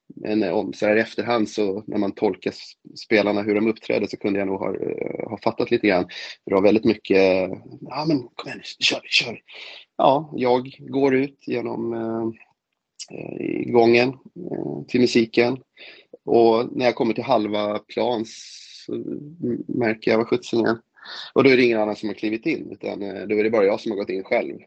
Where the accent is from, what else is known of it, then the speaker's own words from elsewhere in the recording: Stockholm, Stockholm County, Sweden; jag hoppas ju verkligen som stockholmare